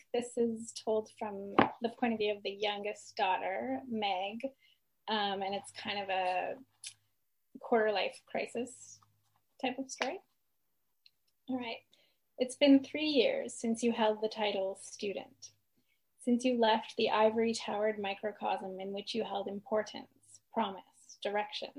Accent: Edmonton, Alberta, Canada; moved away as an adult; now in Victoria, Canada; I was born and raised in Edmonton, Alberta.

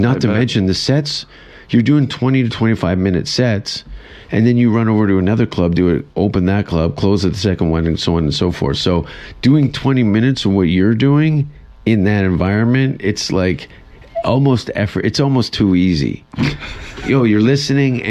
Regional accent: Canada; I'm Canadian

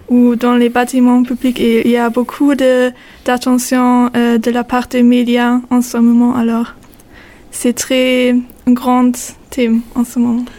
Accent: Germany; French is a second language; now in Nîmes, France; je suis allemand

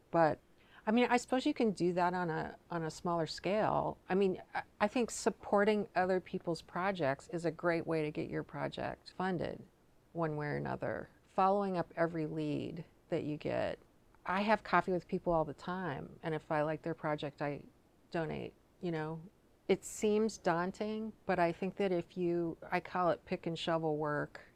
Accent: Richland, Washington, United States; now in Seattle, United States; I grew up in Eastern Washington

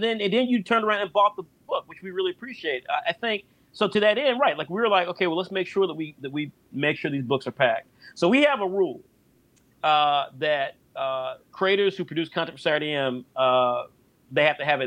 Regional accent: United States; I'm an American. I think like an American. I'm proud to be an American

